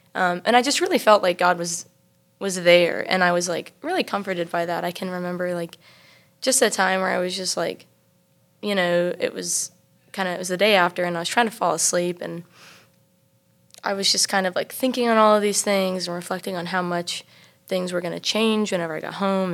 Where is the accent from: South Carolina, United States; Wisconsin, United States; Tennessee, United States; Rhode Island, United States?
South Carolina, United States; Travelers Rest; I am from Travelers Rest, South Carolina.